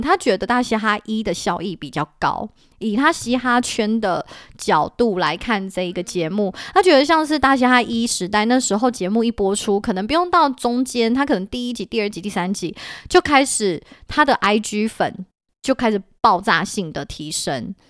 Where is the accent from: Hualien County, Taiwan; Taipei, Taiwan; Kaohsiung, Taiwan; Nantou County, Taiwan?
Taipei, Taiwan; 对，我觉得身为台北人很有共鸣